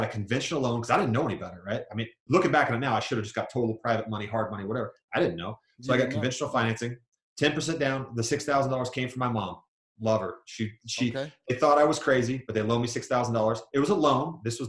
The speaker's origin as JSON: {"language": "English", "region": "Georgia", "country": "United States", "tie": "born there", "also_born_or_lived": "New York / Virginia / Kansas / Germany", "lives_now": "Utah, United States", "said": "So I grew up all over the United States. I was born in Georgia, lived in New York, Virginia, Kansas, Germany, lived all over the place, ended up in Utah."}